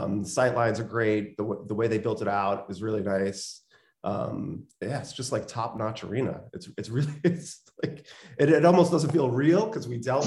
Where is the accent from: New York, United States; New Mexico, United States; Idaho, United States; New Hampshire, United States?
New York, United States; Long Island; moved away as an adult; also born or lived in Queens, New York; now in Brooklyn, New York, United States; I mostly grew up on the island. So yeah, so, you know, all throughout school years, I was on the island